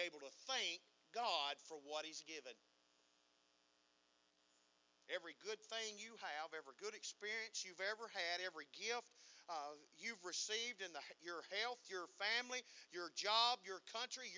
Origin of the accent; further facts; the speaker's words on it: United States; we as American people